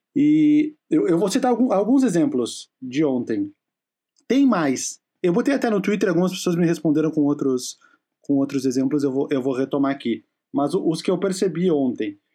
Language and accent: Portuguese; Rio Grande do Sul, Brazil; accent: gaúcho